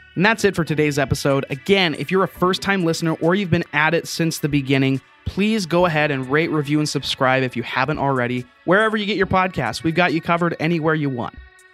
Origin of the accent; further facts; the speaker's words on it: United States; I'm American